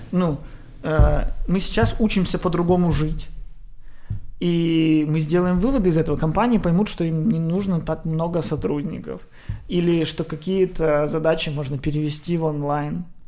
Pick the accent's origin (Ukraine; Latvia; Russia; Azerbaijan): Ukraine; Odesa, Odesa Oblast; я из Одессы